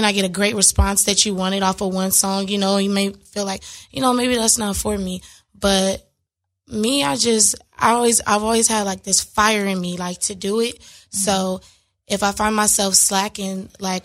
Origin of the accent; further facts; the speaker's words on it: Los Angeles, California, United States; I am born and raised in L.A., Crenshaw District to be exact